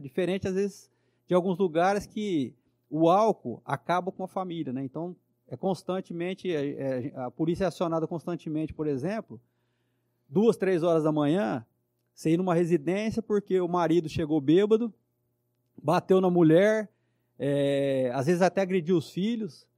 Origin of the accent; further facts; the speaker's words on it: São José do Rio Preto, São Paulo, Brazil; eu nasci aqui em Rio Preto mesmo